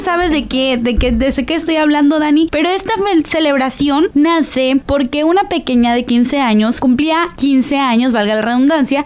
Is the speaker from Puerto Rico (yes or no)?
no; Mexico; soy totalmente mexicana